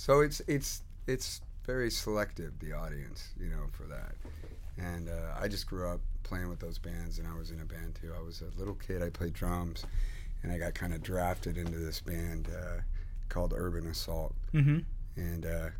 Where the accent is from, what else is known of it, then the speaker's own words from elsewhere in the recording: Nardcore, California, United States; this thing called Nardcore, which is, that's where I'm from. And these are the bands that I grew up playing